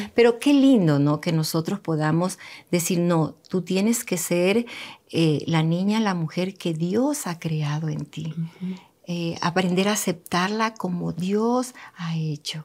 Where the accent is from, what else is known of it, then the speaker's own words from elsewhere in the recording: Manabí, Ecuador; donde yo me crié, me crié en un pueblo tan bonito allá en Manabí